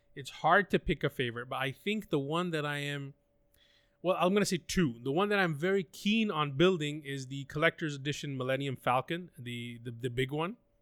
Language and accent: English; Pakistan; I'm from Pakistan